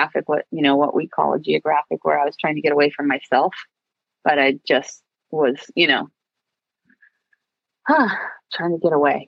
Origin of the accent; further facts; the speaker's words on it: Long Beach, California, United States; I grew up in Long Beach. And then when I was in fifth grade, we moved to Seal Beach